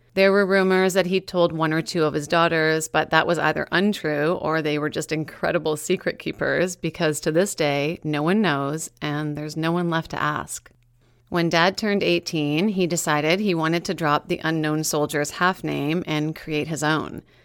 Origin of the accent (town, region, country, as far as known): Meaford, Ontario, Canada; born or raised there; moved away